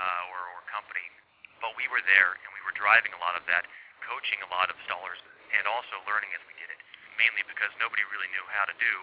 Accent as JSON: {"language": "English", "town": "Nashville", "region": "Tennessee", "country": "United States", "said": "I'm from Nashville, Tennessee"}